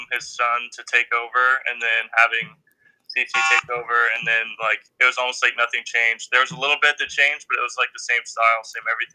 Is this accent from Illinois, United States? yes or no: no; Midlothian, Texas, United States; I'm from the Dallas area, a little town called Midlothian